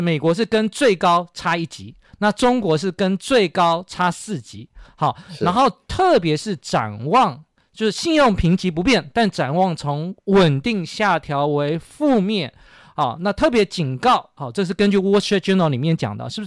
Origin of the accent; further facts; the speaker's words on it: Taiwan; 而且我们台湾人每次都在